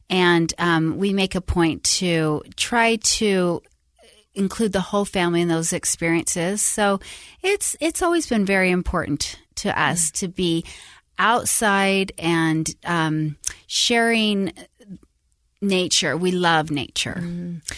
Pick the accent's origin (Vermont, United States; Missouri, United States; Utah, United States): Utah, United States; Salt Lake City; moved away as an adult; also born or lived in Tucson, Arizona / Sacramento, California; i grew up in utah um born and raised salt lake